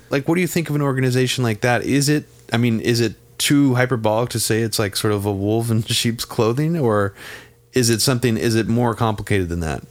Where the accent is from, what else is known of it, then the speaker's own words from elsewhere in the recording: Bay Area, California, United States; growing up in the Bay Area